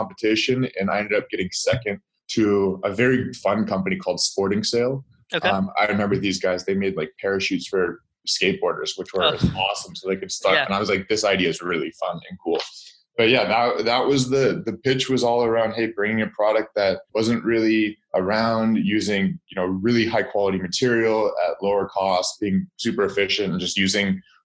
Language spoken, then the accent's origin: English; Seattle, Washington, United States; moved away as an adult; now in Los Angeles, United States; grew up in Seattle, Washington